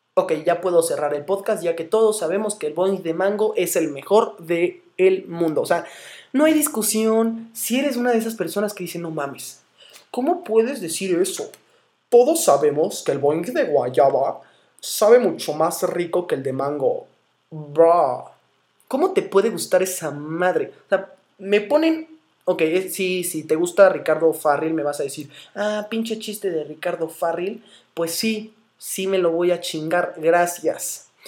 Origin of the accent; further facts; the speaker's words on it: Morelia, Michoacán, Mexico; soy de Morelia, estoy orgulloso de ello